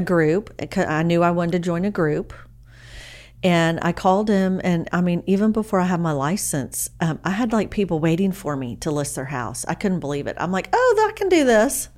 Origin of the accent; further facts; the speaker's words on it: Dallas, Texas, United States; also born or lived in Beaumont, Texas / Austin, Texas; now in Anna, United States; I grew up in Dallas